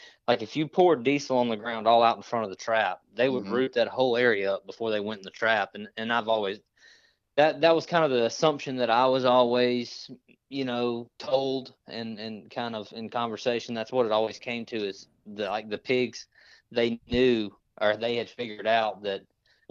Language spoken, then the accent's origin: English; Natchez, Mississippi, United States; I'm from Natchez, Mississippi. Is where I grew up